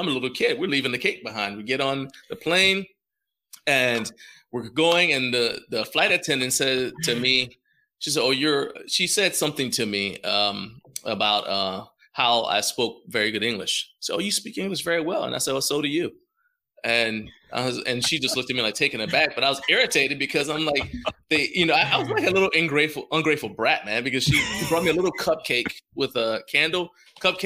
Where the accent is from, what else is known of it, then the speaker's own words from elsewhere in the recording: Washington, D.C. area / Maryland, United States; also born or lived in Liberia; we came over actually on my 7th birthday. Yeah. And so we came to the States, and so I grew up in Washington, D.C. or in Maryland, in the D.C. area.